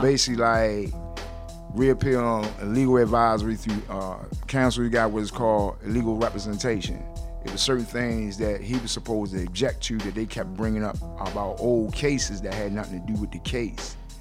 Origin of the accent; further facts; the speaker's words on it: Baltimore, Maryland, United States; I grew up in West Baltimore